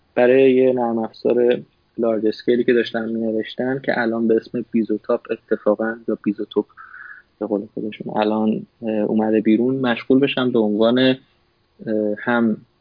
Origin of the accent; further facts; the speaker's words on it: Tehran, Tehran Province, Iran; moved away as an adult; now in United States; من متولد تهران هستم